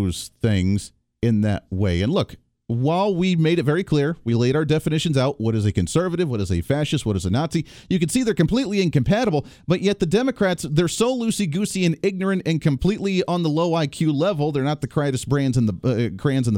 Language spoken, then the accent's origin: English; Colorado, United States; moved away; I went to high school in Colorado. I grew up in Colorado.